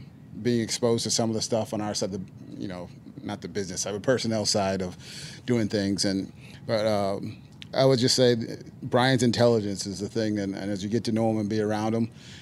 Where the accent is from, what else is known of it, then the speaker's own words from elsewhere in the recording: Northeast, United States; I'm from the Northeast